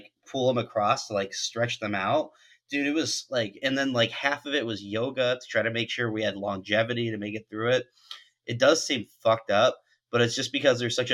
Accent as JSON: {"language": "English", "region": "California", "country": "United States", "tie": "born or raised there", "said": "growing up in California and playing ball there"}